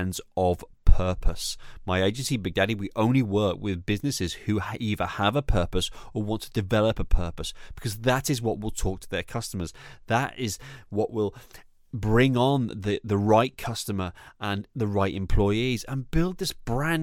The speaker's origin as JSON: {"language": "English", "area": "the Northwest", "region": "North West England", "country": "United Kingdom", "moved": "yes", "lives_now": "East of England, United Kingdom", "said": "I am from the Northwest. I live in the East, but I'm still authentically me. And when I say East and Northwest, I'm referring to the UK"}